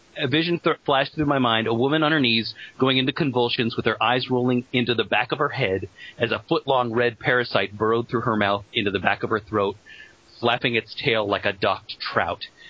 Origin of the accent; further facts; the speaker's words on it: Colorado, United States; when I was growing up in Colorado